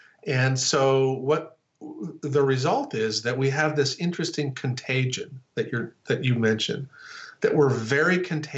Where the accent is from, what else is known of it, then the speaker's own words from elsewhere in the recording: North Dakota, United States; also born or lived in Chicago / Texas; So I'm from North Dakota, right? And I live I live on the East Coast, I live in Chicago, and then I moved to Texas.